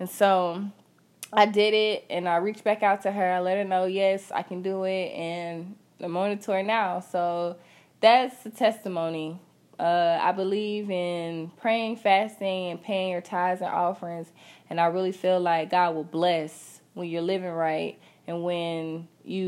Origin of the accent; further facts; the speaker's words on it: Augusta, United States; I'm from Augusta, so I'm not used to traveling